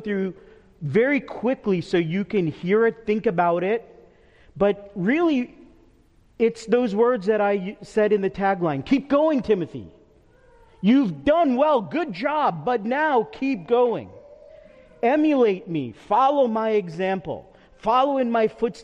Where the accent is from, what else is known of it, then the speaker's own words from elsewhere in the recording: New York, United States; moved away; I'm from New York